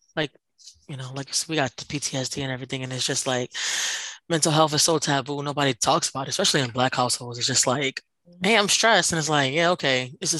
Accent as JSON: {"language": "English", "town": "Philadelphia", "region": "Pennsylvania", "country": "United States", "said": "I'm from Philly. She's from Philly."}